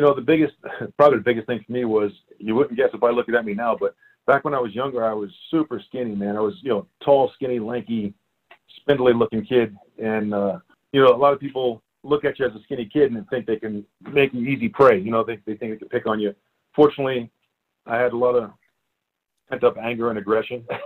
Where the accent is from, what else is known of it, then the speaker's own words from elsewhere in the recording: New York City, New York, United States; moved away as an adult; also born or lived in Staten Island, New York; now in Prescott, United States; I grew up in uh, Brooklyn, New York. I'm originally a Brooklyn boy, and uh, I lived there until I was probably like uh, I think it's ten or eleven